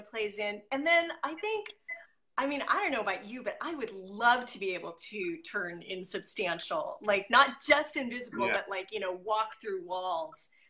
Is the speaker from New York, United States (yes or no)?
no; Merced, California, United States; I grew up in Merced, California